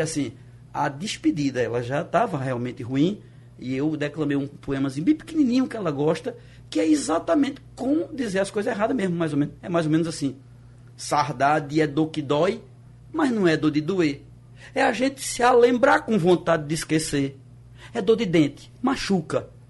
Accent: Catende, Pernambuco, Brazil; also born or lived in Recife; Eu quase nasci lá. Uhum. Comecei uhum. nascendo lá, terminei nascendo em Recife, mas vivi lá e me sinto com a tendência a vida inteira. Me uhum. sinto de Catende

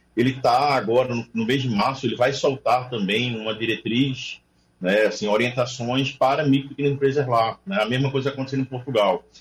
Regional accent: Pernambuco, Brazil; como pernambucano

